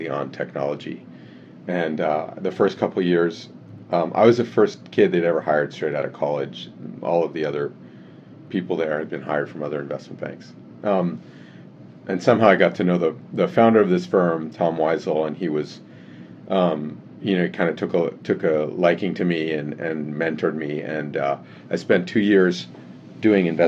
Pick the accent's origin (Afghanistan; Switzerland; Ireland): Switzerland; Geneva; moved away as an adult; also born or lived in Canada / California; I was born in Canada, and my family moved to Geneva when I was 7 years old. So I grew up in Geneva.